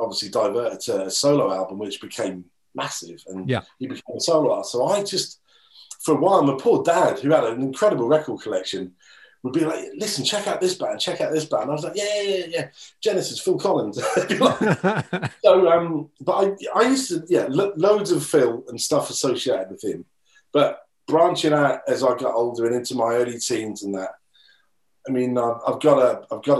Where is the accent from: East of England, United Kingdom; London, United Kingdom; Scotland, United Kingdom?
East of England, United Kingdom; Norwich; Norwich, which is my, you know, my hometown, Norwich and Norfolk